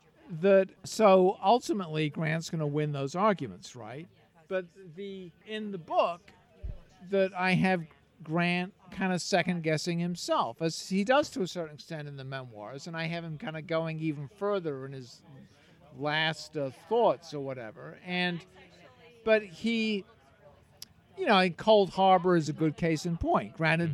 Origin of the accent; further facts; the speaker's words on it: England, United Kingdom; I grew up in England. My parents were American, but I went to a good school in England